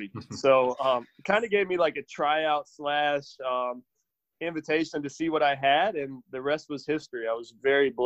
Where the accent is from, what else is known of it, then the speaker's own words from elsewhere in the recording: Charleston, West Virginia, United States; I'm from Charleston, West Virginia